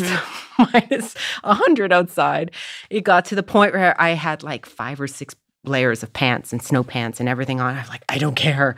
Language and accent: English; Canada; now in Los Angeles, United States; as the Canadian